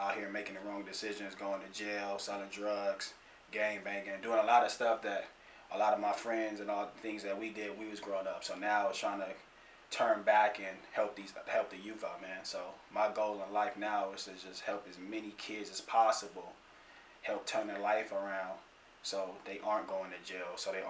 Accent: Pasadena, California, United States; Born and raised in Pasadena, California

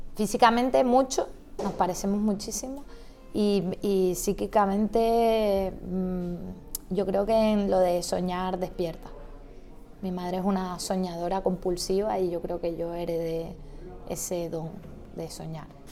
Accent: Santa Cruz de Tenerife, Canary Islands, Spain; yo era la única de la familia que vivía en Santa Cruz

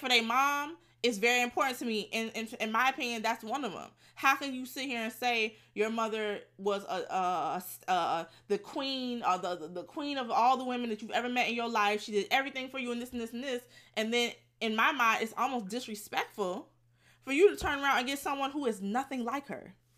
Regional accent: Fort Lauderdale, Florida, United States; I'm from Fort Lauderdale

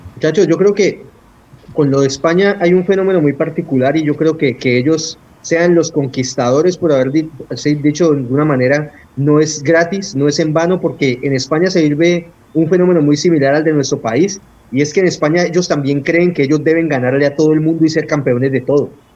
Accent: Colombia; aquí en Colombia nos está costando entenderlo

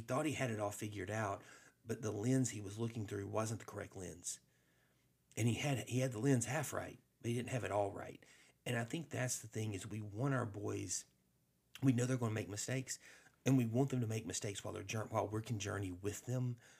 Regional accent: Alabama, United States; I grew up in Alabama

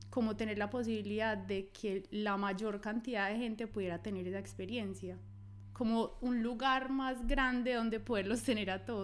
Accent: Medellín, Antioquia, Colombia; now in Australia; De Medellín.

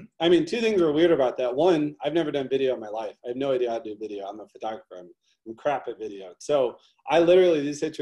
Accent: St. Louis, Missouri, United States; I'm from St. Louis, huge racial divide in St. Louis. I grew up

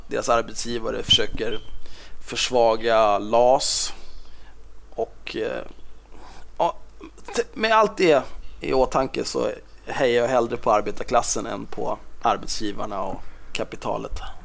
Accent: Stockholm, Stockholm County, Sweden; Född och uppvuxen på Södermalm i Stockholm

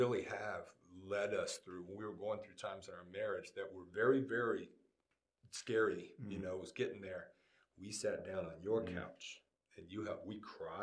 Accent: Kennesaw, Georgia, United States; My hometown too.

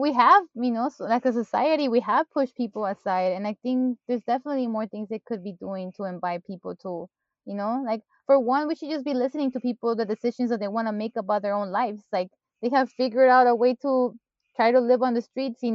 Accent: Mexico; moved away; I grew up in Mexico and I'm used to, like, people greeting each other, even if you're a stranger

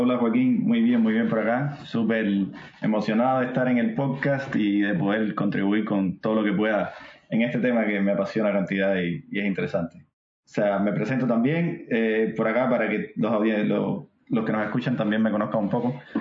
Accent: Cuba; moved away; soy cubano, para los que no noten mi acento

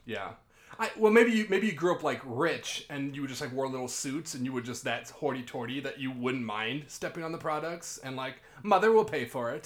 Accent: Davenport, Iowa, United States; I'm from Davenport, too.

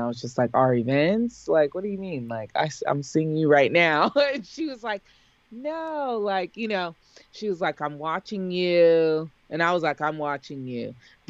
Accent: San Diego, California, United States; knew that I was from San Diego because I would remind him when I saw him on campus, Dr. Cole, it's … from San Diego.

